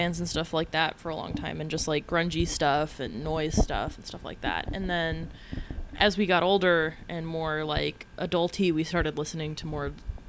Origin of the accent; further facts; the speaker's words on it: United States; moved away as an adult; also born or lived in California / Utah; now in Chicago, United States; And I grew up in California and Utah.